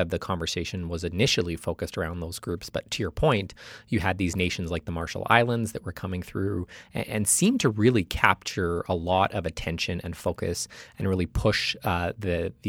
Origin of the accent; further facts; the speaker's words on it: Canada; I'm Canadian